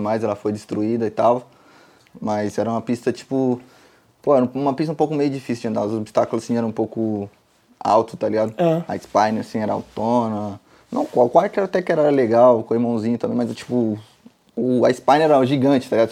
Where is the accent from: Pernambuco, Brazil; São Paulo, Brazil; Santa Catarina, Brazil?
São Paulo, Brazil; Carapicuíba; moved away as an adult; also born or lived in Osasco; now in Spain; nasci em Osasco, mas vivi minha vida toda em Carapicuíba, então eu sou de Carapicuíba mesmo